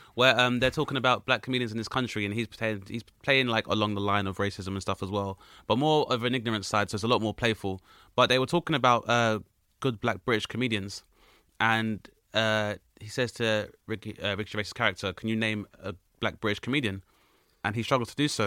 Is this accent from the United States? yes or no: no; Grenada; I'm from Grenada, which is a very small nation of about 100,000 people